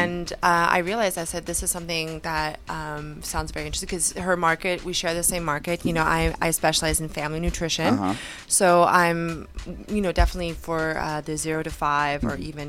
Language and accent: English; Los Angeles area, California, United States; moved away as an adult; also born or lived in Canada; I'm actually originally from here.